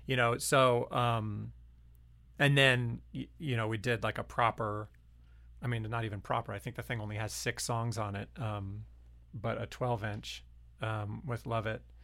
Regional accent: Lynchburg, Virginia, United States; also born or lived in Harrisonburg, Virginia; growing up in Lynchburg and then I went to college in Harrisonburg

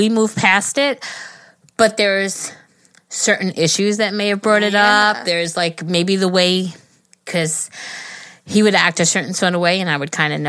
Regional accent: Denmark; English is a second language; I'm 22, and I'm from Denmark.

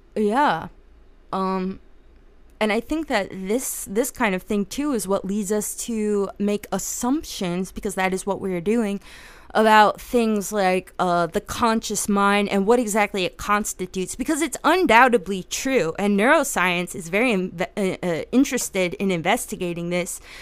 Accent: New Jersey, United States; I'm from Jersey

